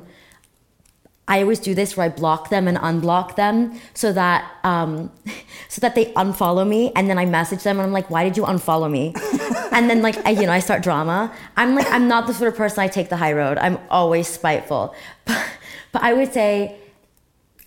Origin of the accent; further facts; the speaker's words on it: Cyprus; moved away; also born or lived in United States; obviously it's a really small country and that's where I'm from and I'm very proud to be from Cyprus